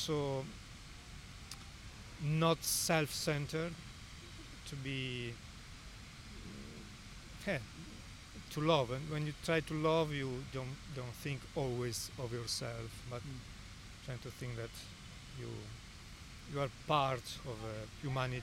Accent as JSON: {"language": "English", "area": "near Genoa", "region": "Liguria", "country": "Italy", "tie": "born or raised there", "also_born_or_lived": "Assisi, Italy", "second_language": "English", "moved": "as an adult", "lives_now": "Melbourne, Australia", "said": "I grew up in near Genova"}